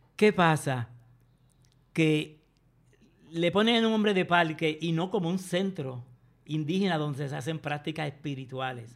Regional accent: Puerto Rico

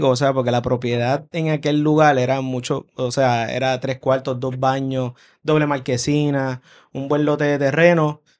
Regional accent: Río Piedras, Puerto Rico; Sí, de Río Piedras sí, o sea, por ejemplo, eh, claro, mi, mi, juventud fue en los 90

